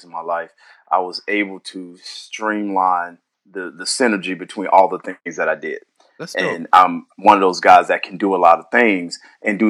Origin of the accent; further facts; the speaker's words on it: St. Louis, Missouri, United States; now in San Diego, United States; St. Louis. That's where I'm born and raised